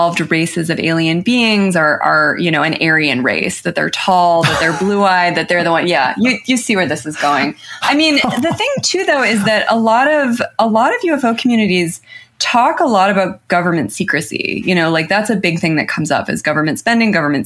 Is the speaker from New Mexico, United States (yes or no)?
yes; New Mexico, United States; I'm from New Mexico